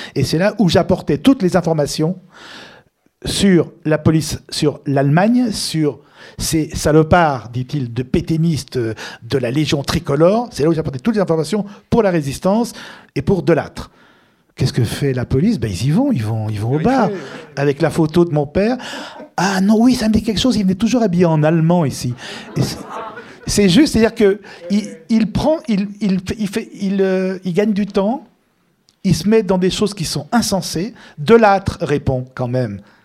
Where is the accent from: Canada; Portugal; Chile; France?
France; Lyon, Auvergne-Rhône-Alpes; also born or lived in Tunis, Tunisia; now in Paris, France; on est de Lyon